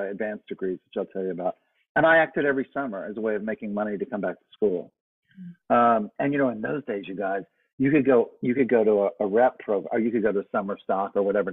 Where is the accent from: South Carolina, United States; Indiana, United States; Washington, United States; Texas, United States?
Texas, United States; Southeast; I grew up in Southeast Texas in a very, very, very small town, tiny town